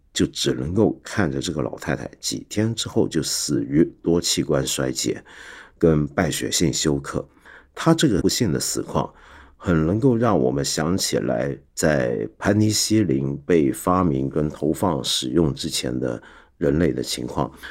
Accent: Taiwan; moved away as an adult; also born or lived in mainland China; 我们在台湾长大的小孩

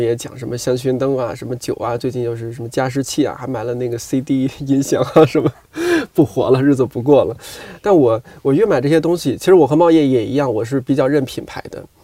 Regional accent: Shanxi, China; 我是一个一直在山西生活长大的人

